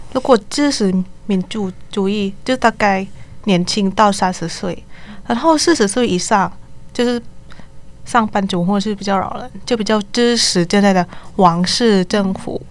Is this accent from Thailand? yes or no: yes; Thailand; Chinese is a second language; moved away as an adult; now in Taipei, Taiwan; 来自泰国学生